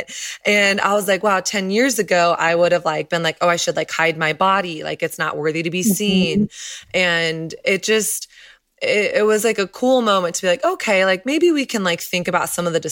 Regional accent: the South, United States; I grew up in the South where it's like everything was focused on image

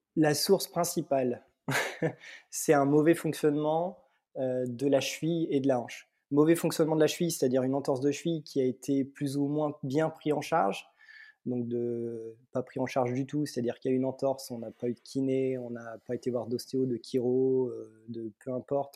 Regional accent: Mâcon, Bourgogne-Franche-Comté, France; je viens de Mâcon, en Bourgogne, au sud de la Bourgogne

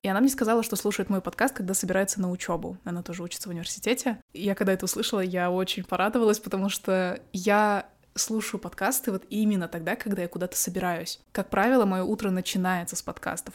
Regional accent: Kazakhstan; moved away as an adult; я была международный студент, потому что я из Казахстана поступала за границу

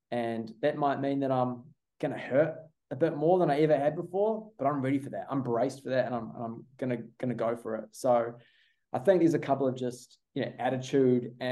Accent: New Zealand; now in Australia; I think my allegiance is definitely I'm a I'm a Kiwi

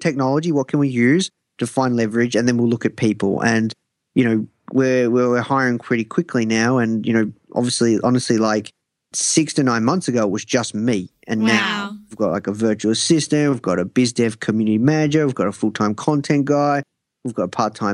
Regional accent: Australia; I'm from Australia

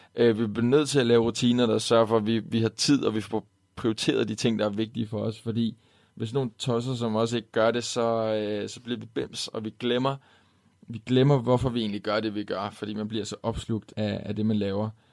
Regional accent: Denmark; her hjemme i Danmark

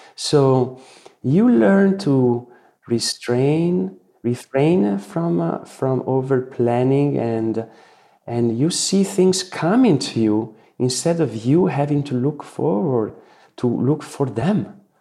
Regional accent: Italy; the Renaissance values I grew up with here in Italy

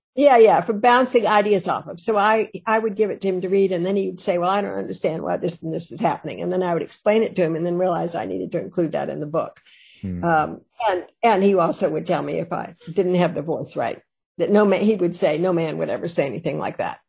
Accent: Richmond, Virginia, United States; I was born in Richmond

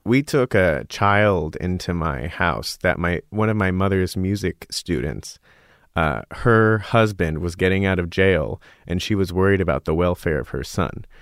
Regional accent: Scottsdale, Arizona, United States; moved away as an adult; also born or lived in Oberlin, Ohio; I grew up in Arizona

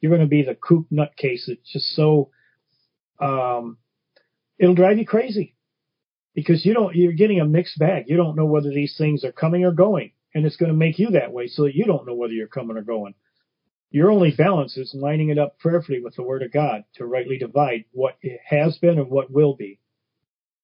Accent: Detroit, Michigan, United States; growing up in Brightmoor section of Detroit

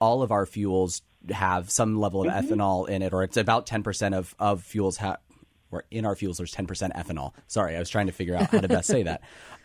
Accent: Kansas, United States; I'm from Kansas

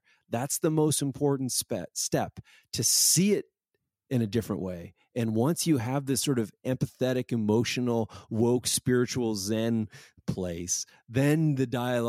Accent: Toronto, Ontario, Canada; oh, that's where I'm from. I'm from Toronto.

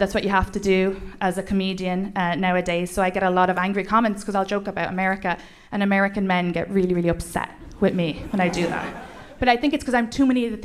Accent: Ireland; accent: Irish; moved away as an adult; now in United States; When I grew up in Ireland, we didn't believe in mental health

